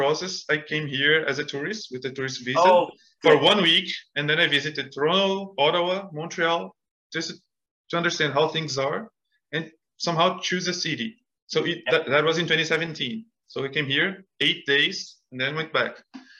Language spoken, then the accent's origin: English; Brazil; English is a second language; moved away as an adult; now in Canada; I had studied English in Brazil